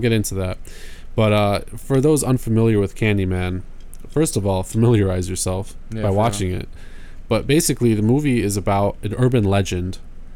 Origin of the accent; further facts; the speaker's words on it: near Detroit, Michigan, United States; growing up near Detroit